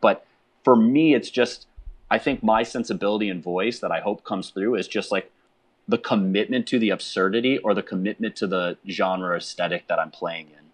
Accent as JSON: {"language": "English", "town": "Chicago", "region": "Illinois", "country": "United States", "said": "I'm a kid from Chicago"}